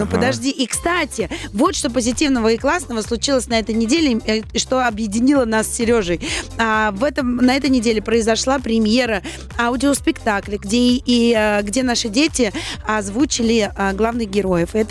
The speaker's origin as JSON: {"language": "Russian", "region": "Saint Petersburg", "country": "Russia", "lives_now": "Moscow, Russia", "said": "И, кстати, я не москвичка, я переехала из Санкт-Петербурга"}